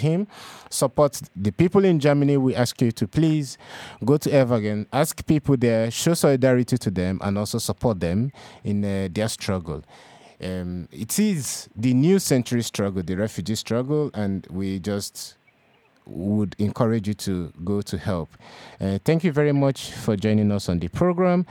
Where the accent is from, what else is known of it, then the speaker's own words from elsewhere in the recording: Nigeria; moved away as an adult; now in Europe; I'm a Nigerian, and throughout my 10 years of being in Europe now